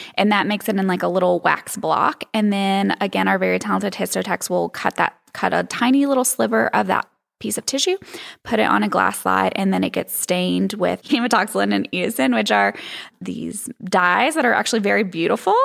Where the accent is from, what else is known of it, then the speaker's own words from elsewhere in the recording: East End, Arkansas, United States; also born or lived in Hot Springs, Arkansas; I grew up in Arkansas, um, a little south of Little Rock in a teeny, teeny town called East End